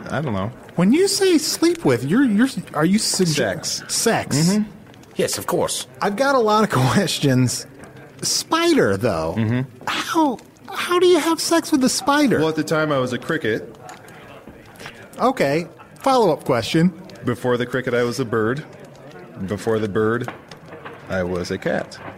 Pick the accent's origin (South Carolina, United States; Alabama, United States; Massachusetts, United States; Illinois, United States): Illinois, United States; Chicago; I'm from Chicago, and I guess it's worth mentioning that Chicago is on the planet Earth.